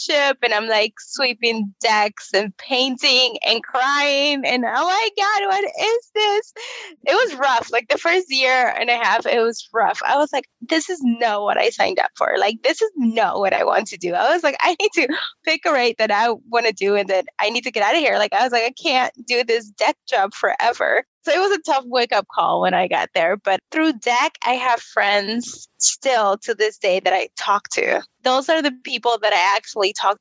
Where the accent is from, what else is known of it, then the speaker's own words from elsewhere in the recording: Miami, Florida, United States; moved away as an adult; you're not going to go to college here because I'm from Miami.